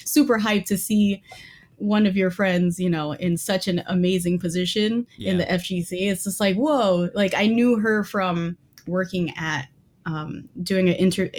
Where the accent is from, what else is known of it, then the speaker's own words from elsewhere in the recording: New York, United States; moved away; also born or lived in Northern California; I'm from New York